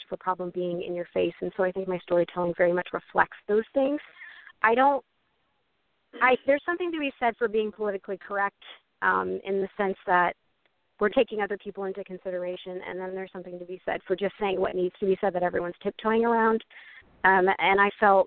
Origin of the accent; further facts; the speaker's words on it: just north of Houston, Texas, United States; moved away; also born or lived in Vermont / New York / upstate New York / Oklahoma; moved down to Texas to just north of Houston, and that's pretty much where I grew up from, like, second grade all the way through high school